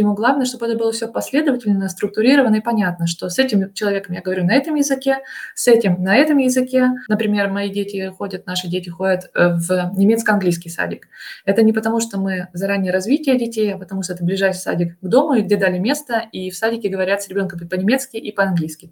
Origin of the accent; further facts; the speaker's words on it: Russia; first language Russian; moved away as an adult; now in Germany; по акценту слышно, что я из России